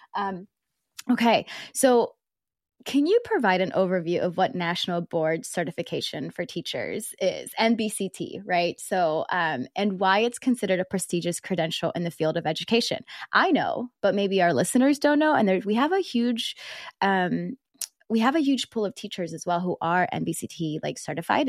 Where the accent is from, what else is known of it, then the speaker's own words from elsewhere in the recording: South Georgia, United States; also born or lived in Philippines; I was born in the Philippines and I moved to South Georgia. And so South Georgia, like all of my teachers were black